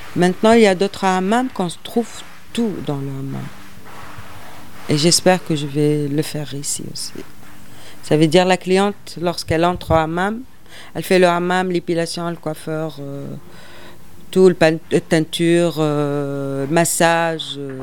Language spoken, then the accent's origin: French; Tunisia; moved away; je suis tunisienne et j'ai dit, je suis pas étrangère, je suis tunisienne